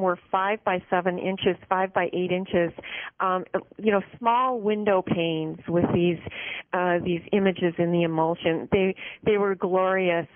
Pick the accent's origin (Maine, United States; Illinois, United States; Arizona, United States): Illinois, United States; Chicago; I grew up in uh, the Chicago area, um, in Chicago itself